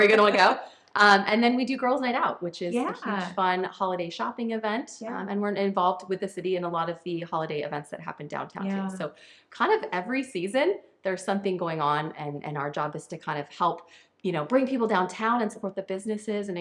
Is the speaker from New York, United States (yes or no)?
no; Gig Harbor, Washington, United States; I was born and raised in Gig Harbor so many years ago.